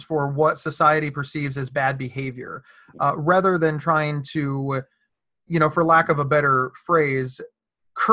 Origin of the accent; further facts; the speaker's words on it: Ohio, United States; I'm from Ohio